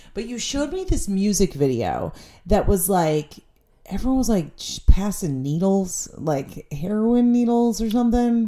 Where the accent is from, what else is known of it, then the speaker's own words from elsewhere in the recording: Stamford, Connecticut, United States; my friends and I, we grew up in Stamford, Connecticut